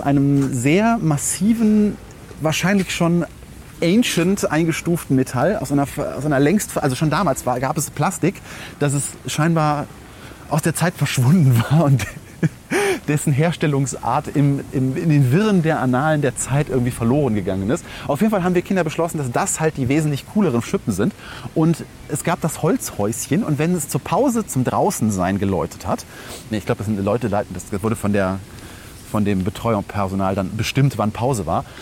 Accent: Langenfeld, North Rhine-Westphalia, Germany; meiner Heimatstadt

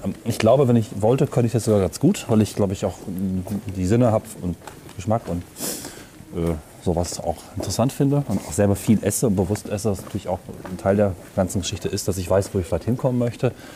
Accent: Northern Germany, Germany; moved away; diese Holzelemente, die mich an meine Heimat erinnern

